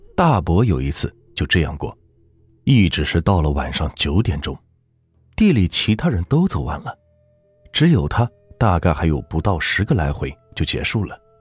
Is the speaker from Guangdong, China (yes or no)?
no; Anhui, China; 我呢，也是安徽人